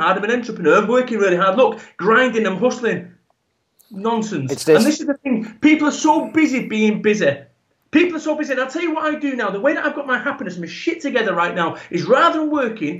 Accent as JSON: {"language": "English", "town": "Salford", "region": "North West England", "country": "United Kingdom", "said": "I am from Salford, Manchester, proper"}